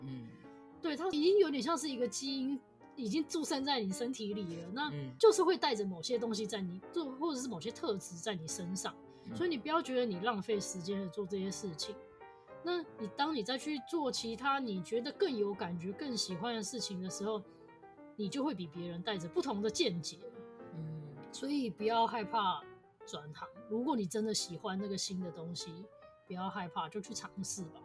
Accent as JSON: {"language": "Chinese", "country": "Taiwan", "said": "就是我台湾人"}